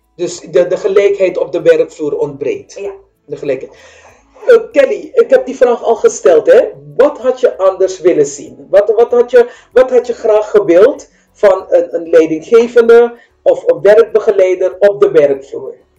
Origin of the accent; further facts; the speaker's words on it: Suriname; now in Netherlands; ik kom uit Suriname, wij praten anders